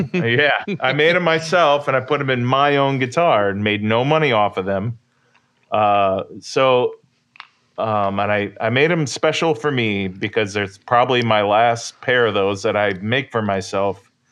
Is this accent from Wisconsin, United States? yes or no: no; near Catawba Island, Ohio, United States; Catawba Island, Ohio, which is near my hometown